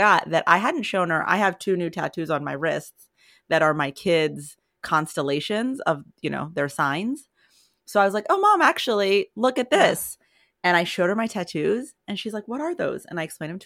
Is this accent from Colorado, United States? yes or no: yes; Colorado, United States; moved away; I always found it hard to be depressed in Colorado, despite the fact, I mean, I was a little kid